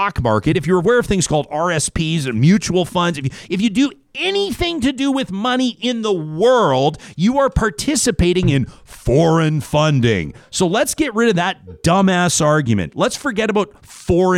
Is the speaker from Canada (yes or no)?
yes; Alberta, Canada; I'm a proud Alberta